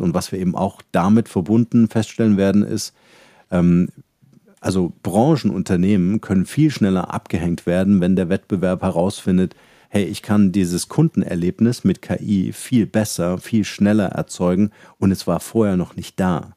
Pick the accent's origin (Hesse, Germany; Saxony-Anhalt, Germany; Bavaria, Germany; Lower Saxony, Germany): Saxony-Anhalt, Germany; Halle; moved away as an adult; also born or lived in Munich, Germany; ich bin äh, aufgewachsen in Halle, da mhm. bin ich geboren